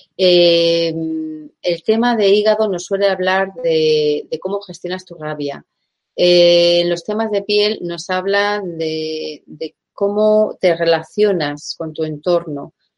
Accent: Basque Country, Spain; soy española, soy vasca

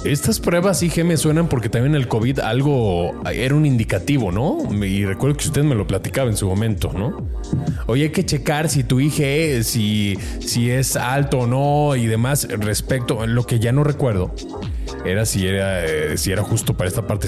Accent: Mexico; como mexicanos

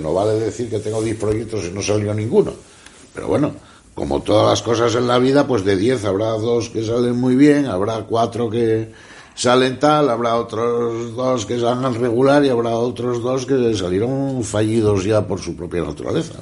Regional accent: Asturias, Spain; en Asturias vivimos todavía

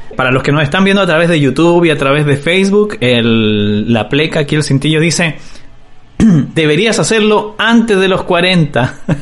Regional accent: Chile; now in Tijuana, Mexico; yo estoy viviendo en México, estoy en, en Tijuana. Y pasa que los chilenos hablamos muy

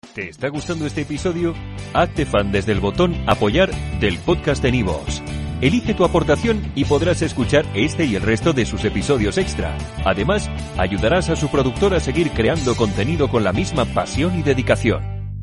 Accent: Orlomatlán, Puebla, Mexico; moved away; de un pueblo, se llama Orlomatlán, Puebla

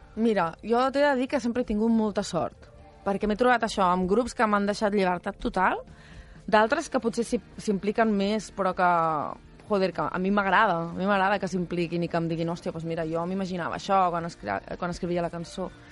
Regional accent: Esparreguera, Catalonia, Spain; l'avi era, el, era el projeccionista del cine del meu poble. Uh -huh. I llavors jo em passava tots els caps de setmana al cine d'Esparreguera

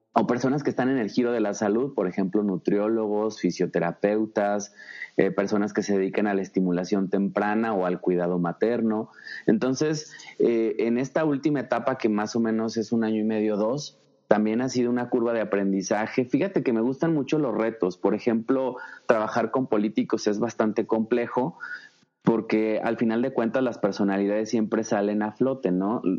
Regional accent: Zacatecas, Mexico; also born or lived in Guadalajara, Jalisco; Yo nací en mm, Guadalajara, Jalisco, aunque fui registrado en Ochistlán, Zacatecas. Soy zacatecano 100%.

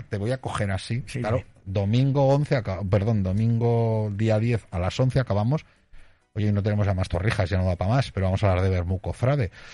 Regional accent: Aragon, Spain; siendo aragonesa

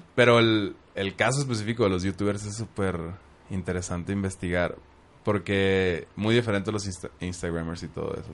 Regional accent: Hermosillo, Sonora, Mexico; donde crecí en Hermosillo

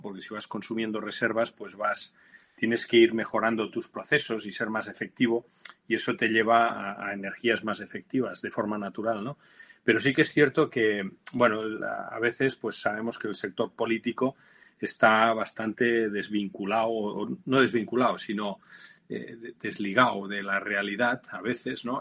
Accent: Barcelona, Catalonia, Spain; moved away as an adult; mi tierra, en Barcelona

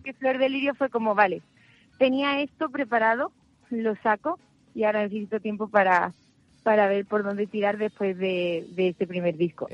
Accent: El Puerto de Santa María, Andalusia, Spain; de Puerto Santa María

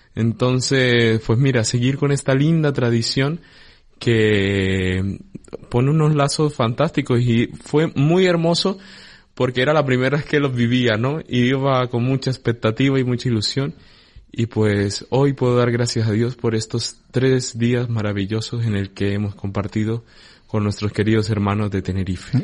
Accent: Colombia; moved away as an adult; now in Canary Islands, Spain; yo soy natural de Colombia

